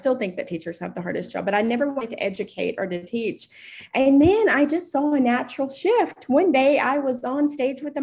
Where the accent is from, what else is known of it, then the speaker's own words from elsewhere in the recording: East Tennessee, United States; moved away as an adult; also born or lived in Chicago, Illinois; now in Saudi Arabia; I am an American. I am originally from East Tennessee